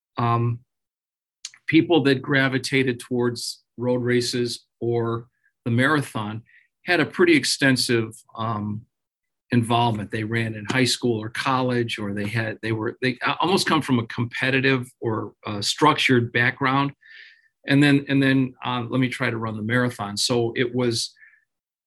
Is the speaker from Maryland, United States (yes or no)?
no; Hammond, Indiana, United States; also born or lived in Chicagoland area; I grew up in Hammond, Indiana, which is the southeast side